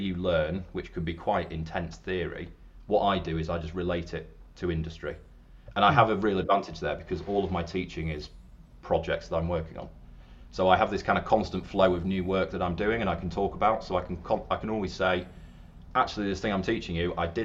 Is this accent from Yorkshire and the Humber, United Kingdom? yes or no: yes; Yorkshire and the Humber, United Kingdom; moved away as an adult; also born or lived in London; I am from up north. I'm from Yorkshire, not Lancashire. Over here on the wrong side of the Pennines.